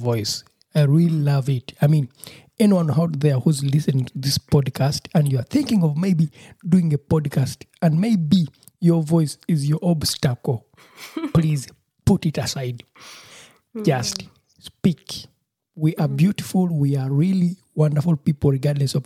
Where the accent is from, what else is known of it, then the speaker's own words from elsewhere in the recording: Uganda; now in Germany; I'm also from Uganda, and we are both based here in German